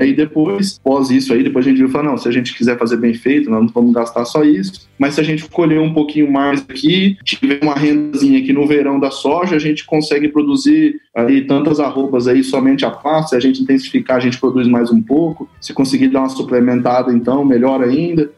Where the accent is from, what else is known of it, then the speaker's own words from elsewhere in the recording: Mato Grosso do Sul, Brazil; also born or lived in Campo Grande; eu sou natural de Campo Grande, né, no Mato Grosso do Sul. É, quando tinha três anos de idade, aí, é, houve uma demanda pelo meu pai se migrar para a fazenda do sogro